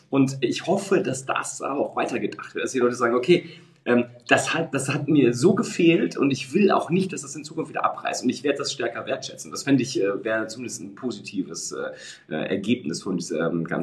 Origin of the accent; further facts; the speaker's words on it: Münster, North Rhine-Westphalia, Germany; ich komme ja hier aus Münster und Münster ist mhm. jetzt 300.000, ist auch keine, keine Weltstadt, aber äh, zumindest eine sehr schöne, schöne Stadt